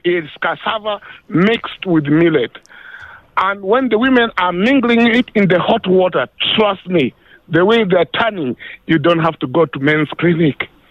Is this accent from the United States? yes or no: no; Uganda; now in South Africa; I come from Uganda